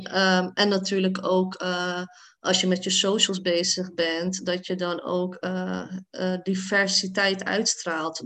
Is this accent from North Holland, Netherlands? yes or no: yes; Hoorn, North Holland, Netherlands; now in The Hague, Netherlands; Ik kwam dan uit Hoorn, een dorp, best wel eh, een witte dorp